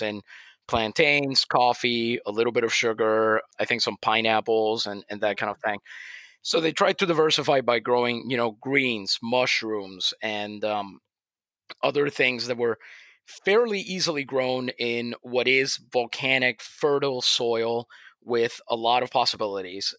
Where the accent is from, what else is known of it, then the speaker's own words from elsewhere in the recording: Puerto Rico; I'm from Puerto Rico